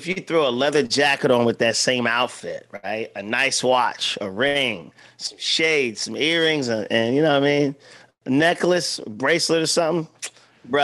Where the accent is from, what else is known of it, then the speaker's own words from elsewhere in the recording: Milton, Delaware, United States; moved away; my hometown, Milton, Delaware